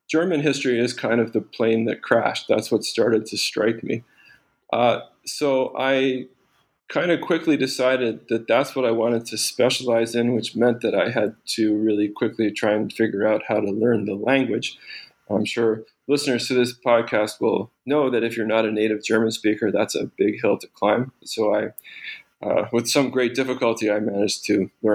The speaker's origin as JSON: {"language": "English", "country": "Canada", "tie": "born or raised there", "also_born_or_lived": "Rochester, New York, United States", "said": "I grew up in Canada. I was born in upstate New York in Rochester, but I mostly grew up in Canada"}